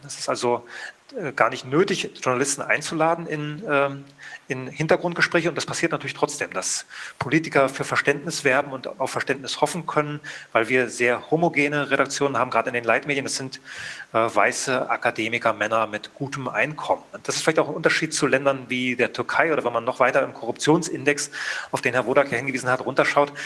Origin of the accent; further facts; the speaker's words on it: GDR, East Germany, Germany; Ich bin ja aus der DDR